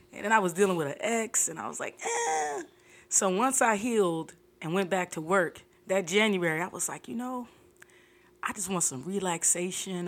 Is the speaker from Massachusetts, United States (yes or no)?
no; Fort Lauderdale, Florida, United States; I'm from Fort Lauderdale